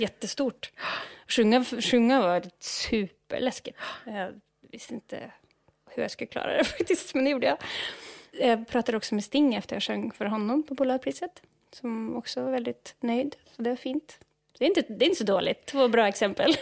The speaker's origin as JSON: {"language": "Swedish", "country": "Norway", "tie": "born or raised there", "also_born_or_lived": "Uppsala, Sweden", "second_language": "Swedish", "moved": "as an adult", "lives_now": "Stockholm, Sweden", "said": "jag upp i en stad som har en väldigt känd jazzfestival"}